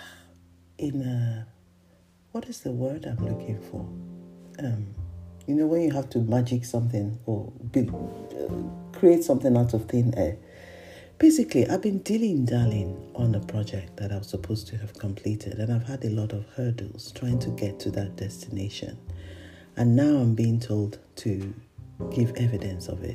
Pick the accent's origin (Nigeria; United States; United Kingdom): Nigeria; I am a Nigerian.